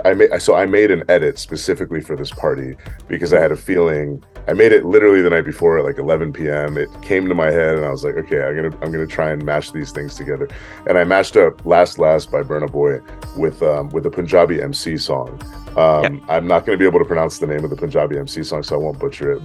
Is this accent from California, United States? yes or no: yes; San Francisco, California, United States; now in Los Angeles, United States; I'm from San Francisco